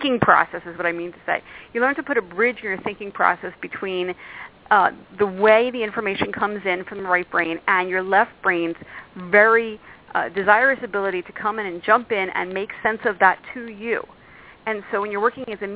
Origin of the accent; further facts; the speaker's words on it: Philadelphia, Pennsylvania, United States; now in New York, United States; I came from Philadelphia. I live in New York.